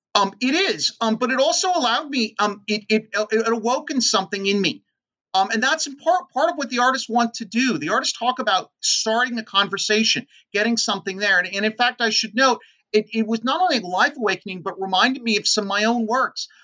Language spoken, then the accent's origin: English; San Francisco, California, United States; also born or lived in Oakland, California; I was born and raised in in the Bay Area in San Francisco